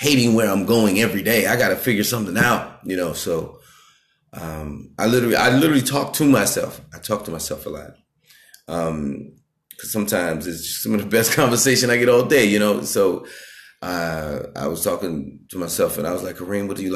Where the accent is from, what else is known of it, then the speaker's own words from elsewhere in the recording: New York City, New York, United States; also born or lived in Bronx / Long Island; I'm from Brooklyn, Queens. I say Brooklyn, Queens, New York